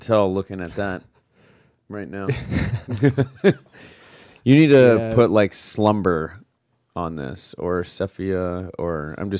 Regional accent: Scottsdale, Arizona, United States; also born or lived in Utah / Austin / Phoenix; now in New York, United States; Scottsdale, Arizona.

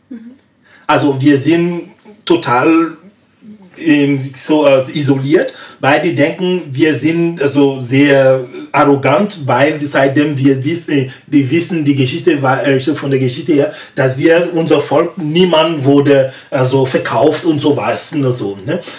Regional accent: West, Côte d’Ivoire; In meinem Land, ich komme eigentlich aus dem Westen.

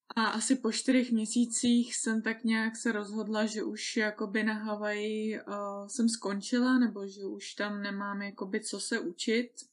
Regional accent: Czechia; já jsem Češka

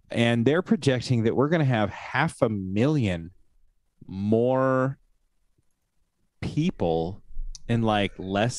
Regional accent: Oregon, United States; But see, I live in small town Oregon. I was raised in small town Oregon. My hometown that I graduated high school from had like 2,500 people.

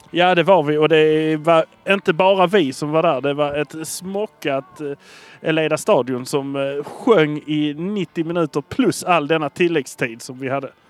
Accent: Malmö, Skåne, Sweden; vi är från Malmö

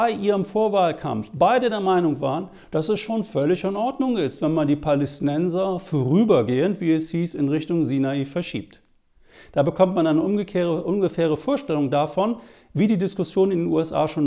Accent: Germany; Was soll man denn machen als Deutscher mit palästinensischen, arabischen, muslimischen Wurzeln?

